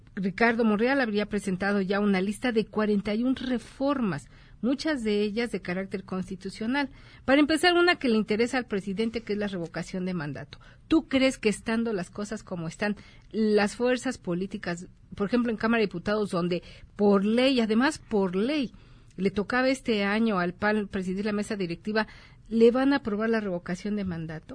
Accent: Mexico; como mexicanos

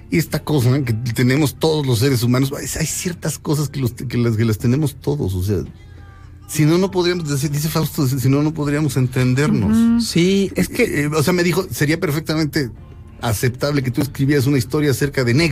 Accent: Mexico

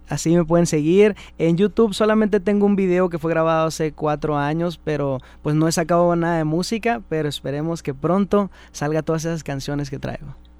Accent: Mexicali, Baja California, Mexico; also born or lived in Tecate; now in Ensenada, Mexico; Nací en Tecate, pero ah. pues nunca, nunca he vivido ahí. De ahí me llevaron a vivir a. Pues mis papás me, abandonaron con mi abuelita. Y me crecí en Mexicali hasta los 11

